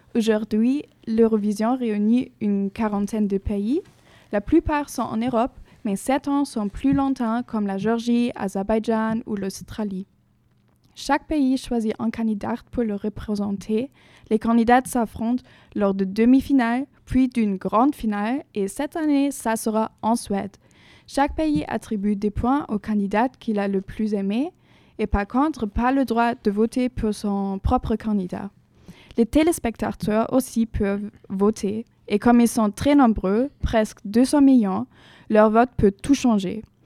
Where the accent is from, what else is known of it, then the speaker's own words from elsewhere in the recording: Germany; French is a second language; now in Bordeaux, France; je viens de l'Allemagne.